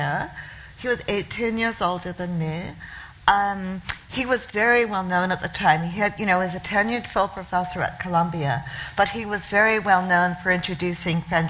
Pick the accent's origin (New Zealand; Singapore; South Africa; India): New Zealand; moved away as an adult; also born or lived in Connecticut, United States; now in New York, United States; my family emigrated to New Zealand from the U.S., from a town, on the northeast, in a blue-collar town in Connecticut, at the end of the 60s. So I partly grew up in New Zealand. I went to high school and I went to university in New Zealand.